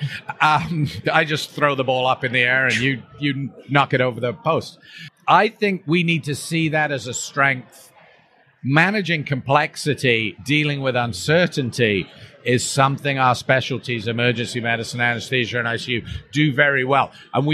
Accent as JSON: {"language": "English", "country": "Canada", "said": "myself as a Canadian"}